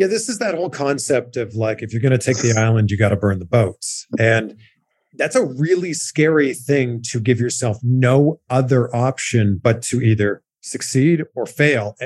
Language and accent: English; Canada; now in United States; back home to Canada